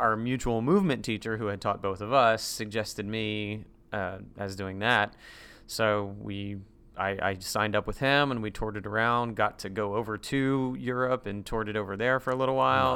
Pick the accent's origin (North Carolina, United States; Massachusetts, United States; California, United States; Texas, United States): North Carolina, United States; Durham; moved away as an adult; also born or lived in Greensboro, North Carolina; now in Central Florida, United States; I was in Durham throughout my high school days